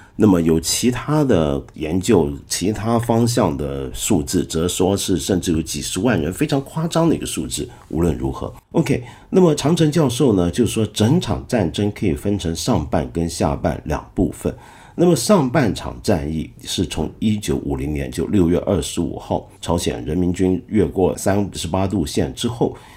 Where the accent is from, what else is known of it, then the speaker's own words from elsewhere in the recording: Taiwan; moved away; 我小时候啊，是住在台湾的，你知道。 我小时候在台湾呢，一直觉得台湾很莫名其妙